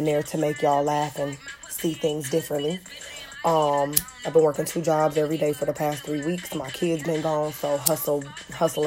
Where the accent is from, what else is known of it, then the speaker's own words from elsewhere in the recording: Detroit, Michigan, United States; I'm from Detroit